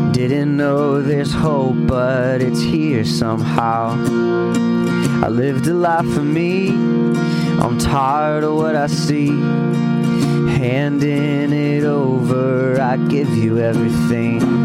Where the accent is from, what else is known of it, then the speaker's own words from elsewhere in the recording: Ventura, California, United States; my hometown of Ventura